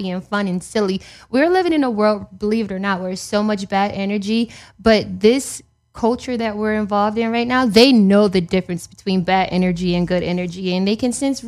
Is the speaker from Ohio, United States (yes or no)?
no; New York City, New York, United States; I'm a New Yorker